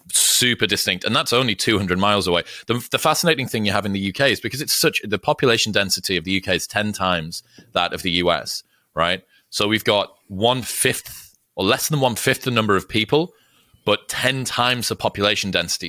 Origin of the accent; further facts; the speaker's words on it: Newcastle upon Tyne, North East England, United Kingdom; moved away as an adult; now in United States; I'm from Newcastle, which is the final city. Before Scotland